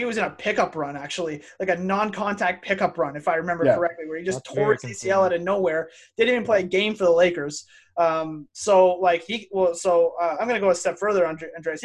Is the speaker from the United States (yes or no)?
no; Canada; we're from Canada